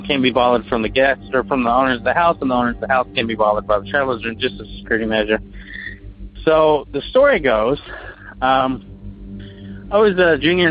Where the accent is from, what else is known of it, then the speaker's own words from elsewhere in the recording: Bardstown, Kentucky, United States; now in Louisville, United States; Originally I'm from Bardstown, Kentucky, the bourbon capital of the world.